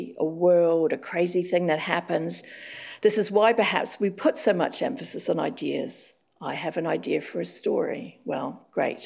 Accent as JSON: {"language": "English", "region": "Auckland", "country": "New Zealand", "tie": "born or raised there", "moved": "yes", "said": "Now I'm living back in Auckland, my hometown."}